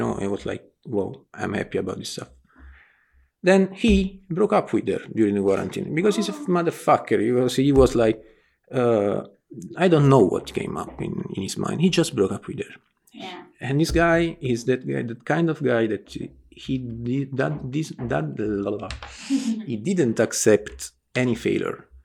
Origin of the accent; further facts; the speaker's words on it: Naples, Campania, Italy; English is a second language; I'm from Naples, Italy, south of Italy.